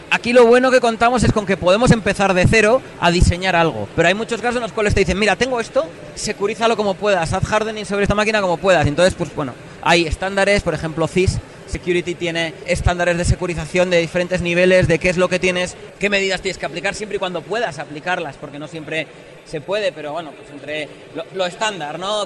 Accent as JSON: {"language": "Spanish", "town": "Logroño", "region": "La Rioja", "country": "Spain", "moved": "yes", "lives_now": "Madrid, Spain", "said": "vivo en Madrid, pero soy de una, del norte de España, una ciudad pequeña que se llama Logroño"}